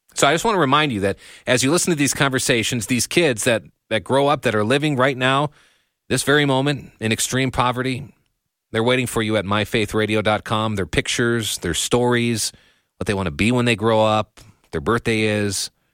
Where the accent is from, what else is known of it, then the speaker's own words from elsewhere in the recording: United States; me as an American